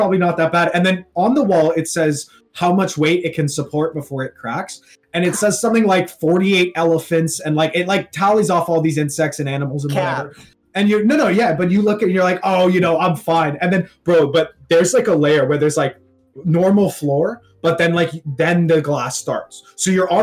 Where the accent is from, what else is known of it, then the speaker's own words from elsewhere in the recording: Toronto, Ontario, Canada; I'm from Toronto